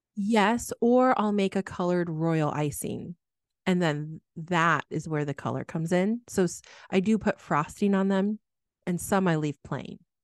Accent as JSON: {"language": "English", "region": "Midwest", "country": "United States", "tie": "born or raised there", "said": "growing up in the Midwest"}